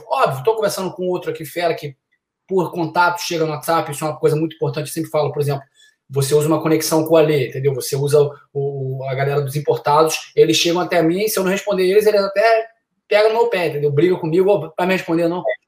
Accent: Niterói, Rio de Janeiro, Brazil; moved away as an adult; now in United States; joguei no Brasil durante seis anos, juniores e, e profissional no Rio de Janeiro, sou de Niterói.

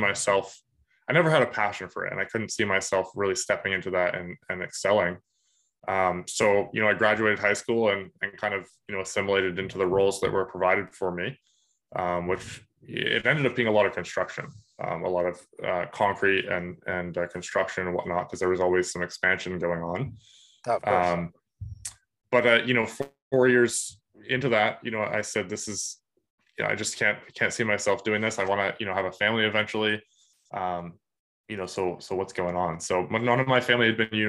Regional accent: Woodstock, New Brunswick, Canada; I grew up in Woodstock, New Brunswick

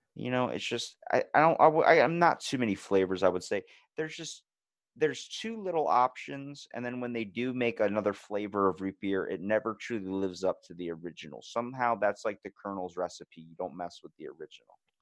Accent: Ocean City, Maryland, United States; I'm from Ocean City, Maryland, born and raised

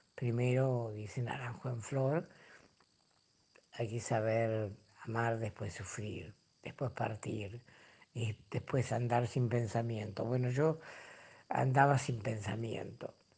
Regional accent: Rosario, Santa Fe, Argentina; Nací en Rosario, cerca del arroyo Saladillo, donde iba todos los veranos. Todo el grupo del barrio íbamos hasta allí a bañarnos

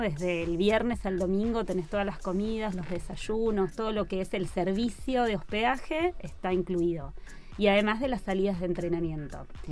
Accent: Buenos Aires, Argentina; also born or lived in Tandil; yo soy de Buenos Aires y vivo en Buenos Aires

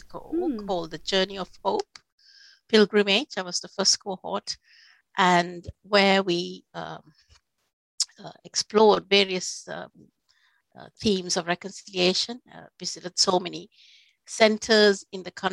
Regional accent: Sri Lanka; first language Sinhala; English is a second language; moved away as an adult; now in United Kingdom; I was raised in Sri Lanka, as I said earlier. I was bilingual, so I spoke Sinhala, is my mother tongue

